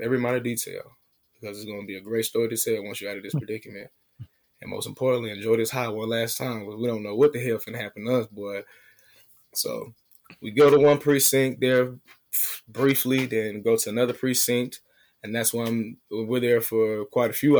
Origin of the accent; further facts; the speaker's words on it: Atlanta, Georgia, United States; I'm from Atlanta.